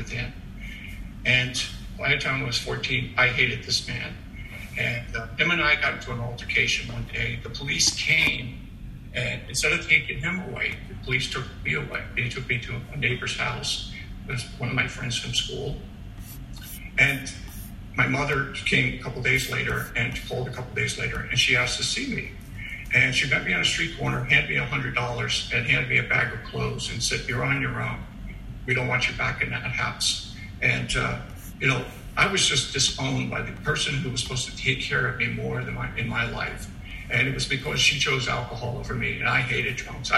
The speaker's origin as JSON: {"language": "English", "town": "New York City", "region": "New York", "country": "United States", "tie": "born or raised there", "said": "I was originally born from Staten Island."}